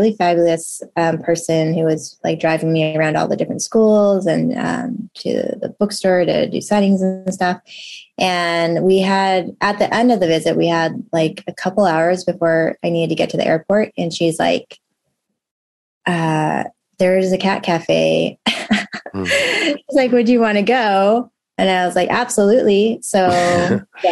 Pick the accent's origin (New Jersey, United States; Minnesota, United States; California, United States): California, United States; Southern; moved away as an adult; also born or lived in Chicago, Illinois; now in New York City, United States; we moved to California, Southern California. And I lived there until the end of high school